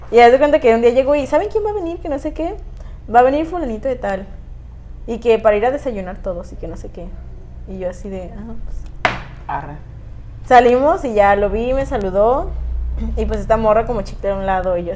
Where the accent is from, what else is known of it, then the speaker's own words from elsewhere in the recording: Guadalajara, Jalisco, Mexico; Bueno, yo soy de Guadalajara y mis hermanas estaban estudiando en la universidad aquí hace unos años.